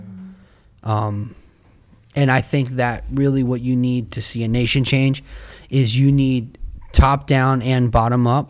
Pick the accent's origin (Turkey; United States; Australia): United States; I'm an American second, first I'm a Christian